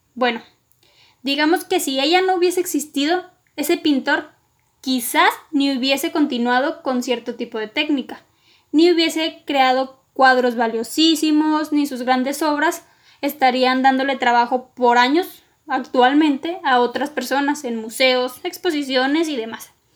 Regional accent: northern Mexico, Mexico; also born or lived in Coahuila; soy del meritito norte de México

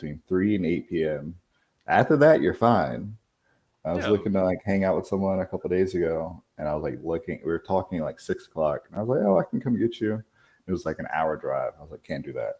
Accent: Virginia Beach, Virginia, United States; moved away as an adult; now in Los Angeles, United States; I'm born and raised in Virginia Beach, Virginia.

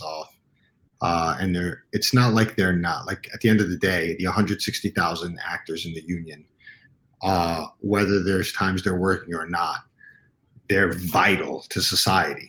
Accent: New York City, New York, United States; I grew up uptown Manhattan in Washington Heights

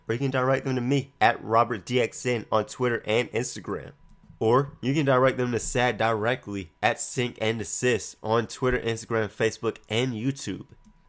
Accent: Iowa, United States; now in Georgia, United States; I'm from Iowa

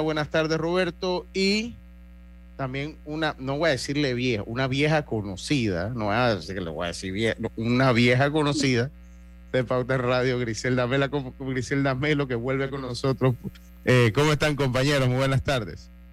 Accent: Panama; nosotros como panameños

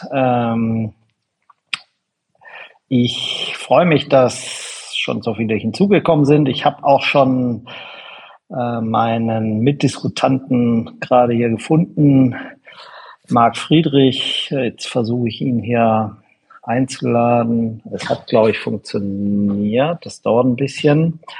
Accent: Schwäbisch Gmünd, Baden-Württemberg, Germany; born there; wir kommen sogar aus derselben Gegend ursprünglich. Ähm, ich bin in Schwäbisch Münd geboren.

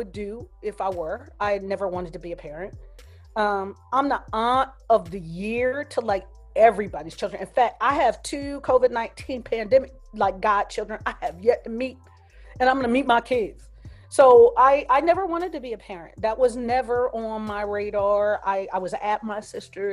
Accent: New Jersey, United States; moved away as an adult; now in California, United States; I grew up in Jersey, and I've lived in California way longer than I ever lived in Jersey. I left when I was 21

